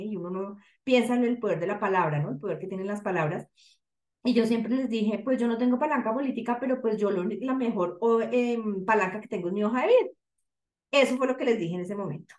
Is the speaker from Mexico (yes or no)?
no; Bogotá, Colombia; soy bogotana